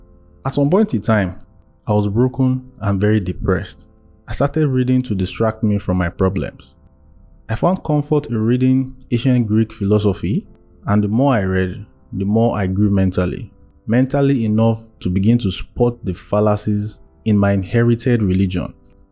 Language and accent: English; Maiduguri, Borno, Nigeria; I was born and raised in Borno, Maiduguri, but my family and I moved there because of the rise of the Boko Haram crisis at that time.